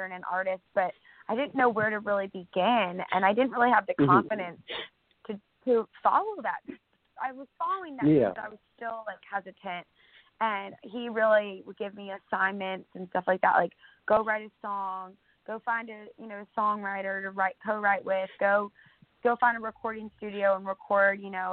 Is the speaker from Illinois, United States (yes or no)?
yes; near Chicago, Illinois, United States; I'm born and raised in Illinois, right near Chicago, north of the city on Lake Michigan.